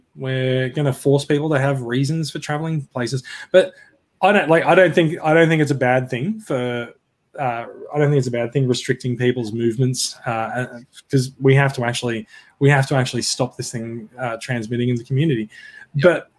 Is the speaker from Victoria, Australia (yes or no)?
no; Queensland, Australia; now in New South Wales, Australia; I am really a Queenslander, even though I live in New South Wales.